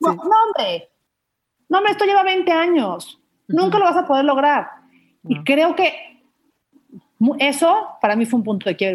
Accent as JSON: {"language": "Spanish", "town": "Mérida", "region": "Yucatán", "country": "Mexico", "tie": "born or raised there", "moved": "yes", "lives_now": "Mexico City, Mexico", "said": "yo crecí toda mi vida en Mérida"}